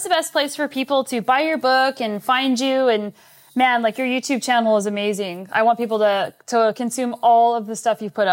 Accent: Albuquerque, New Mexico, United States; moved away as an adult; also born or lived in Colorado; now in Canada; I'm originally from Albuquerque, New Mexico. I lived there until I was about 22 years old, and then I moved to Boulder, Colorado for grad school, and I lived in Colorado for about eight years before moving up to Canada.

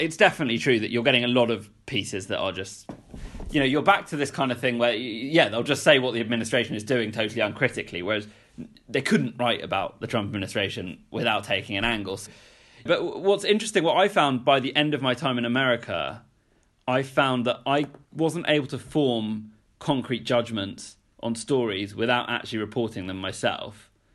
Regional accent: United Kingdom; born or raised there; moved away as an adult

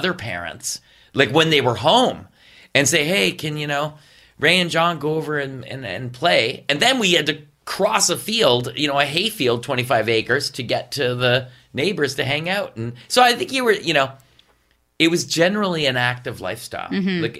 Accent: West Carleton, Ontario, Canada; No, my brother and I, we grew up in West Carleton. Mm-hmm. And we had a farm.

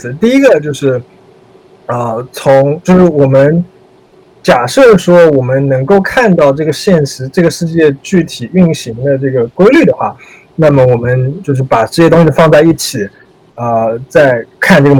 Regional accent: China; now in United States; 作为我们作为中国人，作为呃，可能有些人就是华裔美国人，我从从我们从我们的利益出发来看这个问题

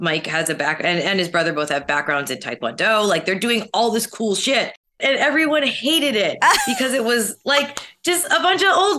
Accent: Canada; you know, as a Canadian, like still aspects of that.

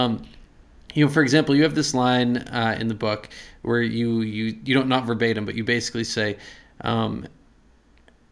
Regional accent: Exeter, New Hampshire, United States; I'm actually from Exeter

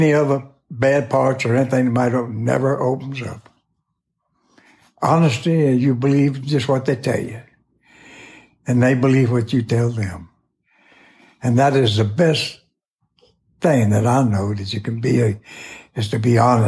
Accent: Chattanooga, Tennessee, United States; I was born in Chattanooga, Tennessee in 1920 on the banks of the Tennessee River

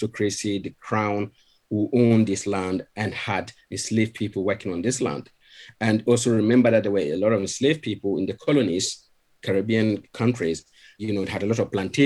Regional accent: Ghana; moved away as an adult; now in Sheffield, United Kingdom; I'm originally from Ghana, even though I'm British now. I've been British for over 20 years now, but I still see myself as a Ghanaian

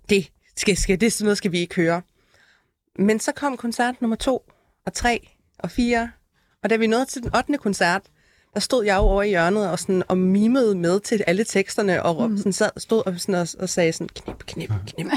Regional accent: Aalborg, North Denmark Region, Denmark; jeg er selv født og opvokset i Aalborg

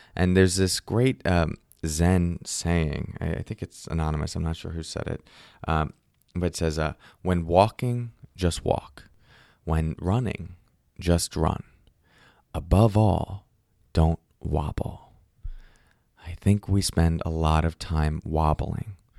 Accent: Northeast, United States; I grew up in the Northeast

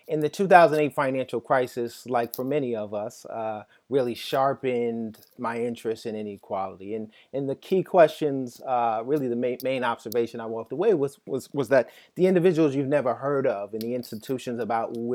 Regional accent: New York City, New York, United States; as a child growing up in Jamaica, Queens

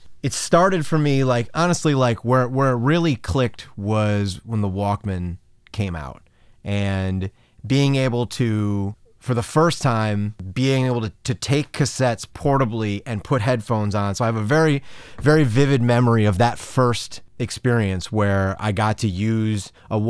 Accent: Downers Grove, Illinois, United States; also born or lived in Quincy, Illinois; I grew up in the suburbs of Chicago. I was born in Quincy, Illinois, actually. So downstate, kind of near St. Louis. Really small town.

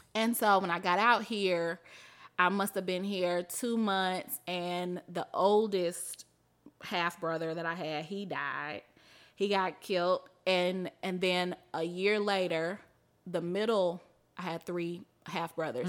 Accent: Mississippi, United States; moved away as an adult; also born or lived in Atlanta / New York; now in Chicago, United States; I'm from Mississippi where people get married super young

